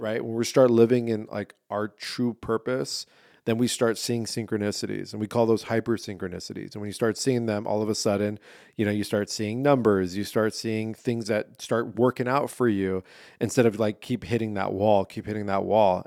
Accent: San Diego, California, United States; I didn't grow up in L A, I grew up in San Diego

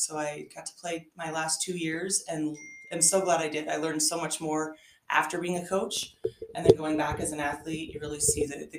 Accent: Walkerton, Indiana, United States; moved away as an adult; also born or lived in Michigan; I grew up in Walkerton, Indiana, very small town. We actually called it Walkertucky, just in that it was really that small.

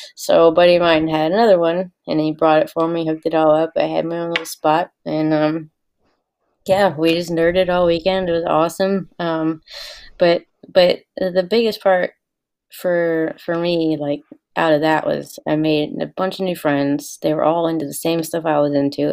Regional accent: the South, United States; I was raised in the South by two total Yankees. My parents are from Maine and New York

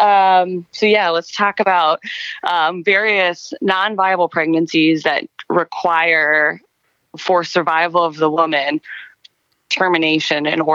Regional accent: Montana, United States; moved away as an adult; also born or lived in Wisconsin; now in Oregon, United States; I'm originally from Montana

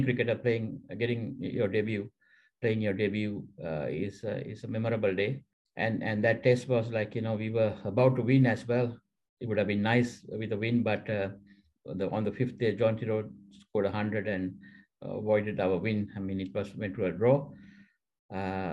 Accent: Central Province, Sri Lanka; also born or lived in Colombo; I'm from Central District and Central Province

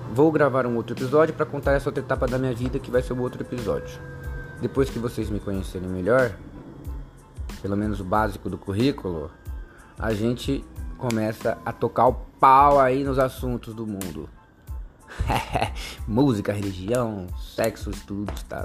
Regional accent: Jacareí, São Paulo, Brazil; Nasci em Jacareí, no estado de São Paulo

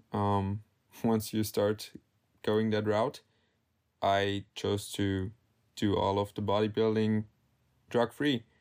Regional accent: Salzburg, Austria; I'm from Salzburg, Austria

